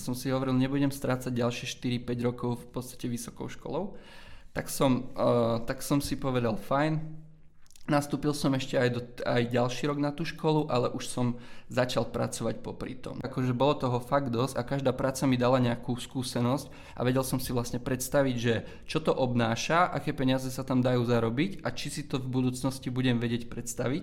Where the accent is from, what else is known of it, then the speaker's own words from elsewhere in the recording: Zemplínske Hradište, Košice Region, Slovakia; moved away as an adult; now in Plzeň, Czech Republic; Pochádzam z malej dedinky menom Zemplínske hradište